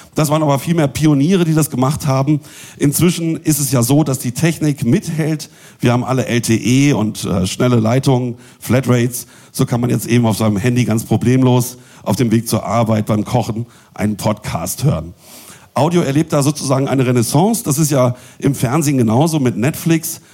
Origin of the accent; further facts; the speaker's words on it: Bielefeld, North Rhine-Westphalia, Germany; moved away; Ich komme nämlich ursprünglich auch aus Bielefeld